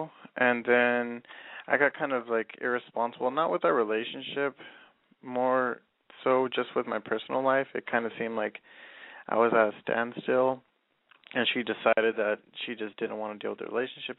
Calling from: Inland Empire, California, United States; I'm calling from the Inland Empire, and I'm 21.

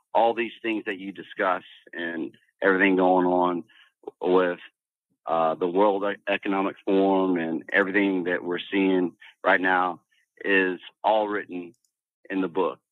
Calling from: Louisiana, United States; I'm calling down from Louisiana

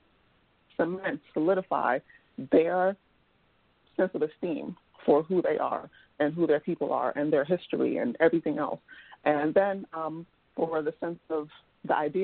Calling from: Washington, District of Columbia, United States; I'm calling from the Washington, D.C. area

